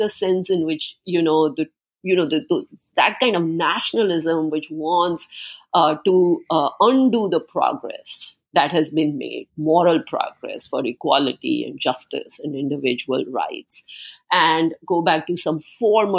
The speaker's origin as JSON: {"language": "English", "country": "India", "tie": "born or raised there", "moved": "yes", "said": "I grew up in India, in socialistic India"}